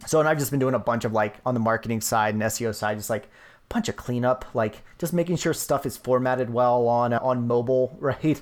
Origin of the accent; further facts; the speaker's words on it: Virginia, United States; moved away; when I lived in, when I gr-, was growing up in Virginia